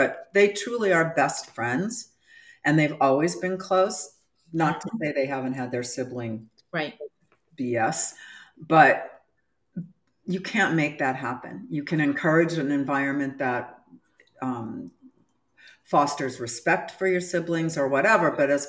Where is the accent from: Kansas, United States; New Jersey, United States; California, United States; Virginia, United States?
California, United States; Southern; moved away; I grew up in Southern California